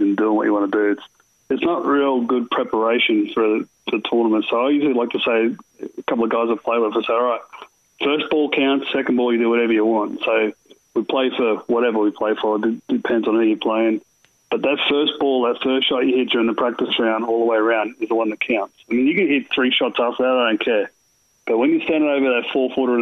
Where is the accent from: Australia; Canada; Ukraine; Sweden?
Australia; moved away; I grew up in Australia